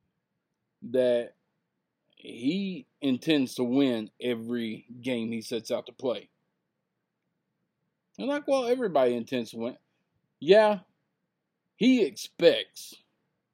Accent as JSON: {"language": "English", "region": "Texas", "country": "United States", "said": "I'm from Texas"}